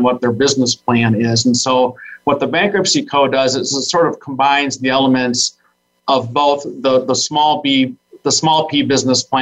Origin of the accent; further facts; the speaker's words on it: Saginaw, Michigan, United States; I was born and raised in Saginaw, Michigan